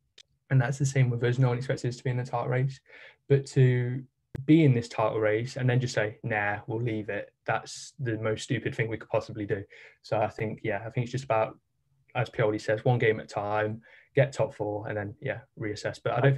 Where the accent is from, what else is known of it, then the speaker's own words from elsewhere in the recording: Leicester, East Midlands, United Kingdom; I'm from Leicester, obviously